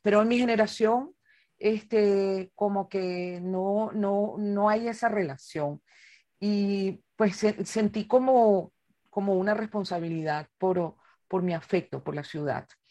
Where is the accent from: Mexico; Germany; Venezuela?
Venezuela; Caracas, Capital District; la ciudad de Caracas, que es la ciudad donde yo nací y como con frecuencia digo, en la ciudad donde vivo por elección